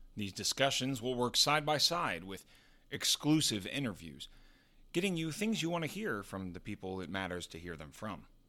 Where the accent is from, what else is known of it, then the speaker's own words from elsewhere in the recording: Texas, United States; now in New York City, United States; Growing up in Texas, of course, I'm a huge football guy, but now I live in one of the greatest sports cities in the world, New York.